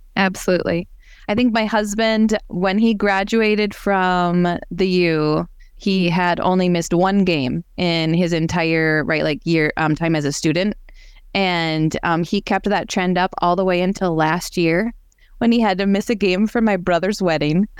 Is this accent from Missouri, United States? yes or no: no; Brainerd, Minnesota, United States; now in Rogers, United States; I grew up in the Brainerd Lakes area